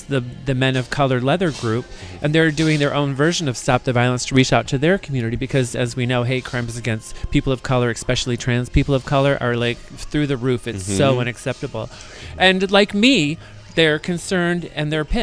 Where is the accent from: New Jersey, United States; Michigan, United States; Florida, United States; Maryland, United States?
Michigan, United States; also born or lived in Grand Rapids, Michigan; now in San Francisco, United States; when I was growing up in Michigan